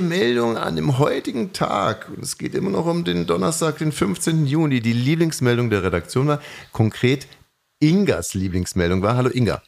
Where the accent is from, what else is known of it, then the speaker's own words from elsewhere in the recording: West Germany, Germany; ich komme aus dem Westen